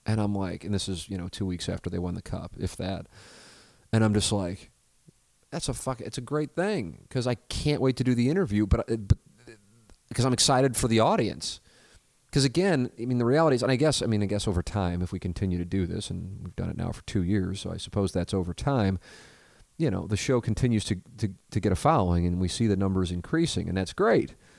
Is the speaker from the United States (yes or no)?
yes; St. Louis, Missouri, United States; also born or lived in Columbia, Missouri / Little Rock, Arkansas; to have worked nearly two decades in my hometown